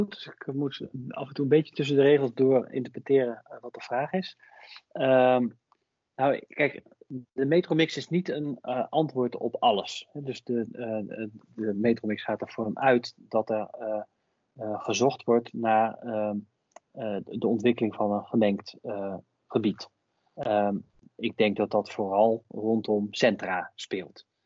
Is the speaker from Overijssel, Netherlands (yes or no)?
yes; Hengelo, Overijssel, Netherlands; Ja, nou, dus ik ben bijvoorbeeld zelf opgegroeid in Hengelo. En dat is wel misschien een mooi voorbeeld.